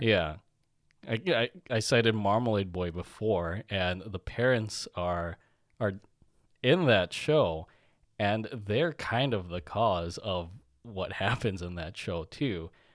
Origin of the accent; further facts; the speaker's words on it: United States; growing up in America, in our school systems, our lunches were shit